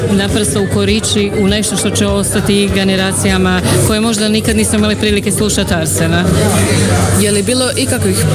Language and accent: Croatian; Zagreb, City of Zagreb, Croatia; dolazim iz Zagreba i e, ja sam akademski glumac u Zagrebačkom gradskom kazalištu komedija.